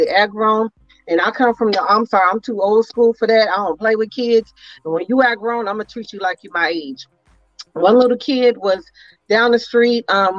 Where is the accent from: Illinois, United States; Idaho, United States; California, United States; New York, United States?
California, United States; Oakland; I'm from Eastside Oakland.